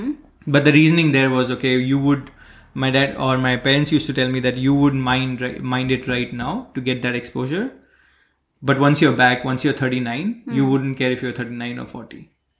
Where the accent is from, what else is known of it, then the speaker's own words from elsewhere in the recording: Bharuch, Gujarat, India; So I come from Bharuch in Gujarat, which is a very small town in the west part of Gujarat. Or in the south part of Gujarat. And that's where I did most of my childhood.